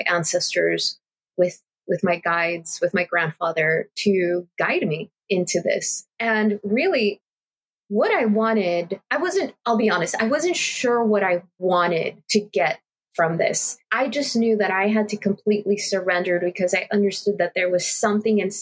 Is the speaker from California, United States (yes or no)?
yes; Los Angeles, California, United States; I'm from LA, I'm from California